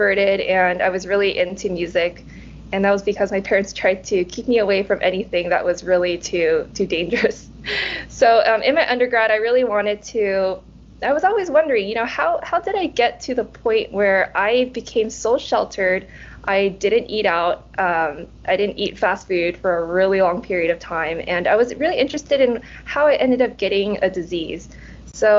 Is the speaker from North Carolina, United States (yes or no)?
no; California, United States; English is a second language; also born or lived in Nottingham; I was born and raised in California